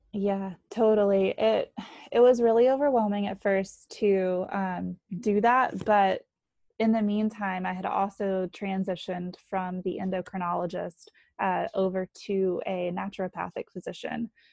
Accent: North Carolina, United States; moved away as an adult; now in New Hampshire, United States; I grew up in North Carolina.

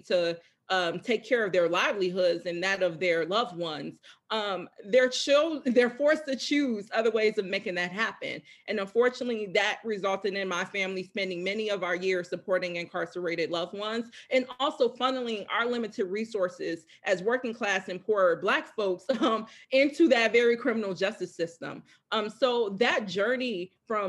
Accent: Chicago, Illinois, United States; now in Minneapolis, United States; I grew up in Chicago, one of the most racially segregated cities in the country.

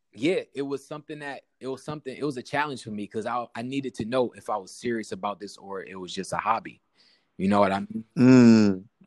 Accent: Syracuse, New York, United States; I'm from Southside Syracuse. I gotta be, you know, I gotta let it be known where I'm from

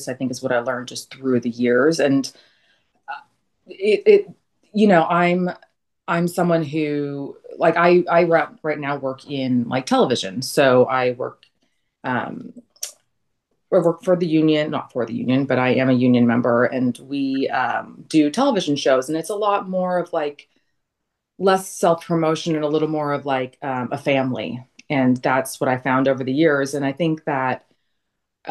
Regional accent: Camarillo, California, United States; also born or lived in Arizona; now in Los Angeles, United States; I'm originally from California. Grew up in Camarillo, which is like now where the outlet malls are

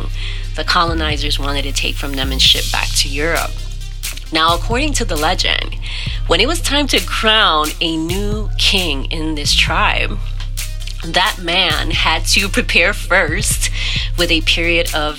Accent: New York City, New York, United States; moved away as an adult; now in Miami, United States; I was born in New York

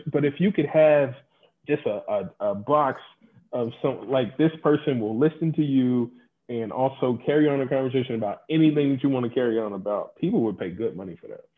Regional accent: Louisville, Kentucky, United States; born or raised there; moved away

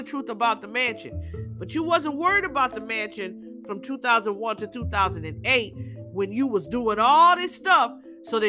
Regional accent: California, United States; growing up in California

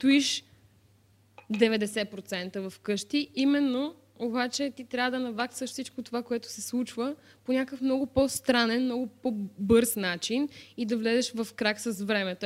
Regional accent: Varna, Varna Province, Bulgaria; аз съм от Варна

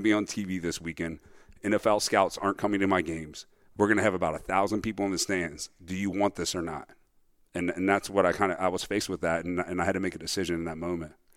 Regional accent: Cincinnati, Ohio, United States; I grew up in Cincinnati, Ohio, on the west side, best side

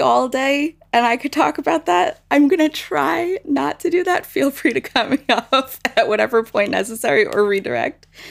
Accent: United States; as American Jews

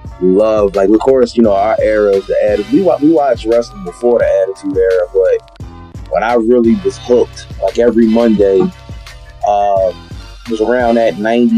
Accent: Philadelphia, Pennsylvania, United States; Philly was cool, man. I grew up, man, normal lifestyle, man. You know, I grew up in, I would say, more of a working class neighborhood.

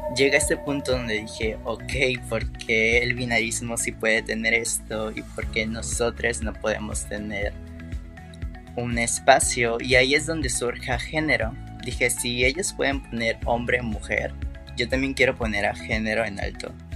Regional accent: Veracruz, Mexico; Soy de Veracruz, Ver.

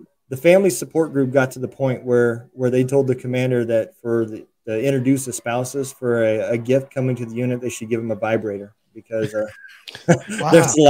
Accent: Lincoln, Nebraska, United States; also born or lived in Iowa; So originally I was in Nebraska.

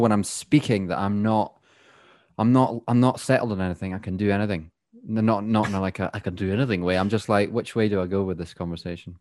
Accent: Scotland, United Kingdom; accent: Scottish; now in England; I'm the Scottish one now.

